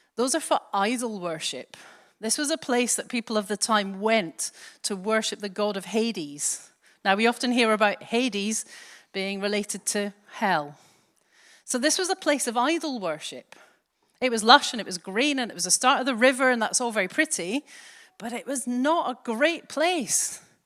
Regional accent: Glasgow, Scotland, United Kingdom; accent: soft Scottish; moved away as an adult; now in England; I grew up in Glasgow, but I've been down here since, bleh, thirty years ago or so

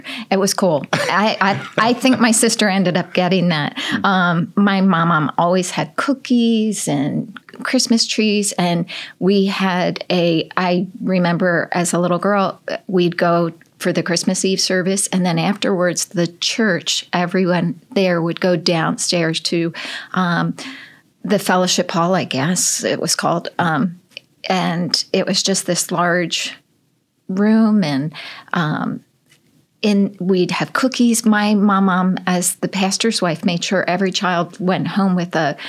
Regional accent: Richboro, Pennsylvania, United States; moved away; I grew up in Richboro.

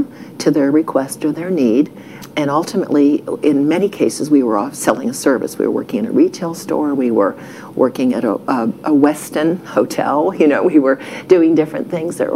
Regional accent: Ohio, United States; moved away as an adult; now in Texas, United States; We grew up in Ohio

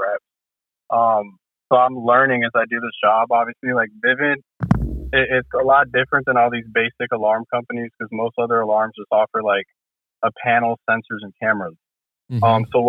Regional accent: Orlando, Florida, United States; also born or lived in Miami, Florida; I was born in Miami, but I grew up in Orlando, Florida

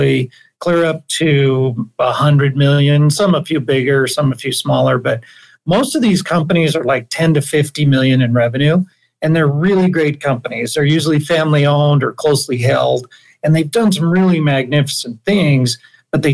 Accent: Idaho, United States; now in Salt Lake City, United States; I grew up in Idaho, actually. My father was a dairy farmer

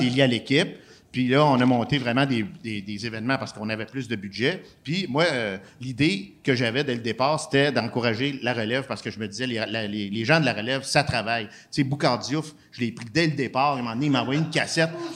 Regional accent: Quebec City, Quebec, Canada; je viens de Québec.

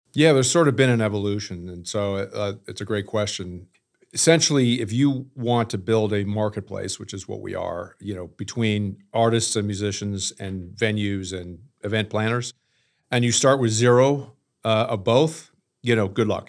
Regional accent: Canada; moved away; also born or lived in New York City; I'm originally from Canada, fell in love with New York City and moved there

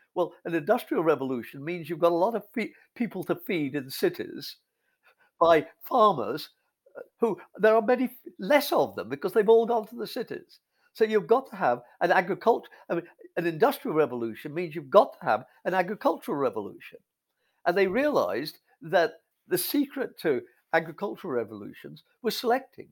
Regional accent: England, United Kingdom; moved away as an adult; also born or lived in North America; I, I grew up in England in the fifties

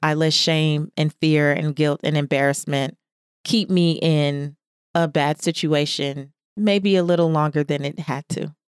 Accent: Los Angeles, California, United States; a kid growing up in South Central Los Angeles

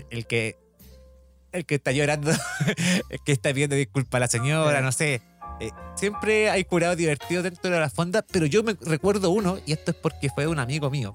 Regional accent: Santiago, Santiago Metropolitan Region, Chile; Yo, como santiaguino

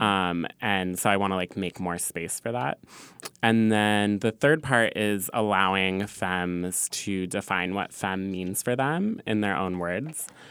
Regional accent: Southern California, United States; now in New York, United States; I'm from California

